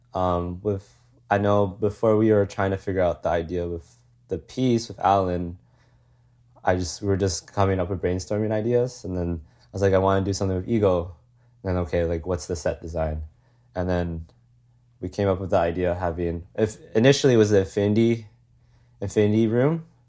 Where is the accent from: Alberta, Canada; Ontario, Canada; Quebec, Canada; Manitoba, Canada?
Alberta, Canada; Calgary; moved away as an adult; I'm born and raised in Calgary